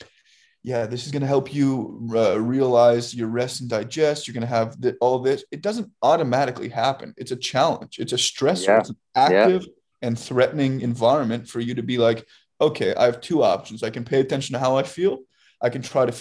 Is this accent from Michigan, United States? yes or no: no; San Diego, California, United States; I grew up in San Diego